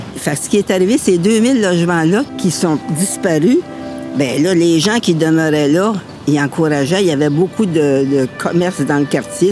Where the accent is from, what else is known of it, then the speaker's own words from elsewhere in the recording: Montreal, Quebec, Canada; Je suis native d'Ochalaga Maisonneuve, du quartier ici. Je suis venue au monde ici